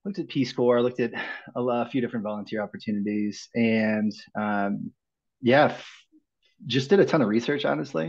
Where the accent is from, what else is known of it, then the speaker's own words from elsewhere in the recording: Midwest, United States; moved away; I grew up in the Midwest